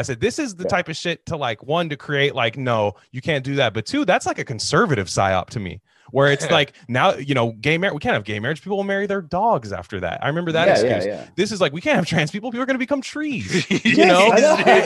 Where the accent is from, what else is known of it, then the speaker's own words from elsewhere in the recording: Bay Area, California, United States; growing up in the Bay Area